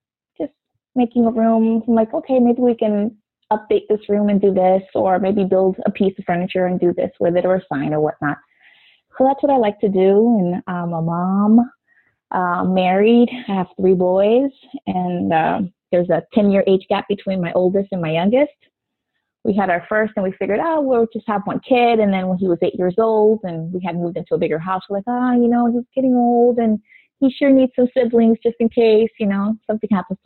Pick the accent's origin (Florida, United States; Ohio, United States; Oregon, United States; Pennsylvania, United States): Florida, United States; South; I grew up in South Florida, which is still where I live